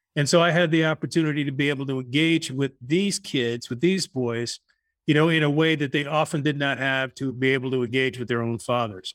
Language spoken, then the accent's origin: English; Long Island, New York, United States; moved away as an adult; also born or lived in Arkansas; now in California, United States; I'm originally from Long Island, went to college in Arkansas